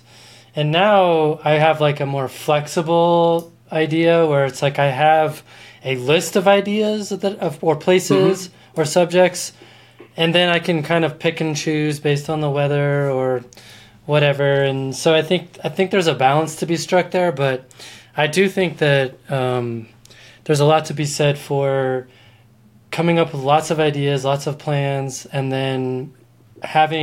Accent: Colorado, United States; we're both from Colorado, so like we don't deal with tide much

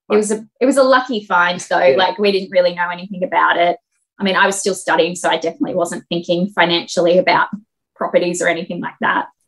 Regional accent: Sydney, New South Wales, Australia; I grew up in Sydney.

